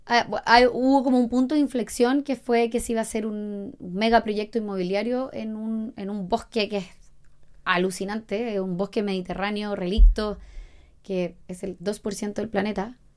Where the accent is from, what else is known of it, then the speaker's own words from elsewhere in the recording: La Serena, Coquimbo, Chile; yo soy de La Serena, bueno, en La Serena había otro y fue como, wow, existen muchas causas